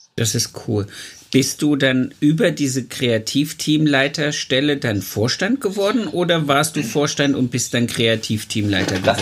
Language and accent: German; East Germany, Germany; weil ich bin ja im Osten groß geworden